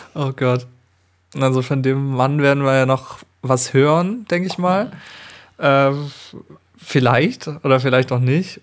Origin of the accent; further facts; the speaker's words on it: Allgäu, Germany; in Arnach, also das ist bei uns im Allgäu unten